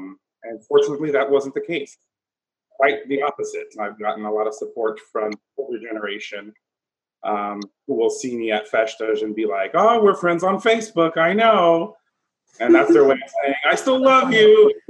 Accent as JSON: {"language": "English", "town": "San Jose", "region": "California", "country": "United States", "tie": "born or raised there", "said": "I was born and raised here in San Jose, California, born to two parents from the island of Pico in the Azores. And so I've been very actively involved in the Portuguese community here since I was about 12 or 13 years old."}